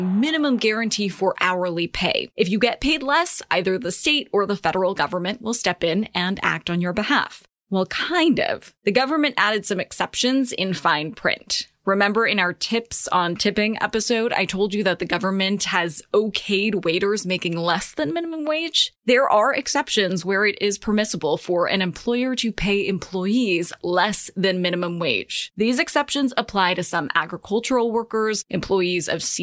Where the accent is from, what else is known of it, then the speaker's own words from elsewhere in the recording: California, United States; my home state